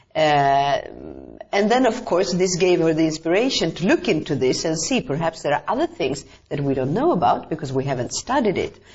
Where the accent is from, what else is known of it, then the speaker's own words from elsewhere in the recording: Stockholm, Stockholm County, Sweden; moved away as an adult; now in Albania; I was growing up in Stockholm, in Sweden, in the 70s